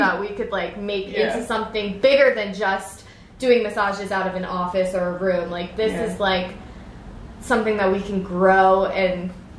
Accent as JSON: {"language": "English", "area": "the Poconos", "region": "Pennsylvania", "country": "United States", "moved": "yes", "lives_now": "Royersford, United States", "said": "I'm actually originally from the Poconos."}